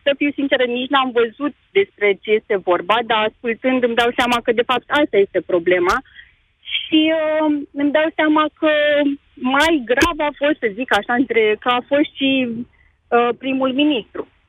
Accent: Pitești, Argeș, Romania; sunt chiar din Pitești

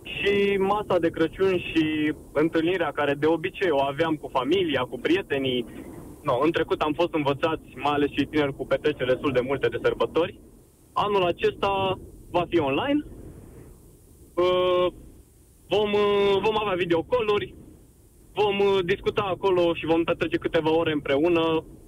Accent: Brașov, Brașov County, Romania; sunt din Brașov

